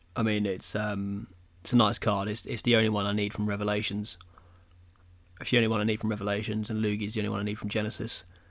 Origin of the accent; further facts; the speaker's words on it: England, United Kingdom; we're English